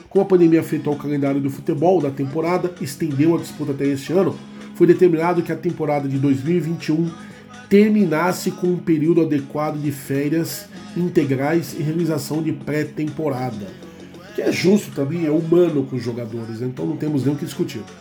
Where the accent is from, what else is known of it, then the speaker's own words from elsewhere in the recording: Guarulhos, São Paulo, Brazil; Guarulhos, São Paulo, Guarulhos, minha